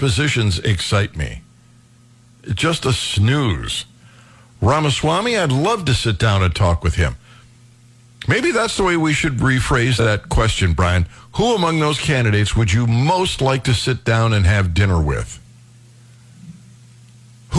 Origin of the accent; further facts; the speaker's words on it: Cleveland, Ohio, United States; I was raised in Cleveland